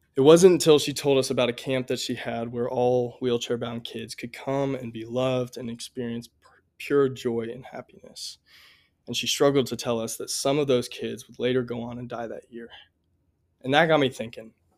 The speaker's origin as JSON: {"language": "English", "town": "Columbia", "region": "Missouri", "country": "United States", "tie": "born or raised there", "said": "I grew up right here in Columbia, Missouri"}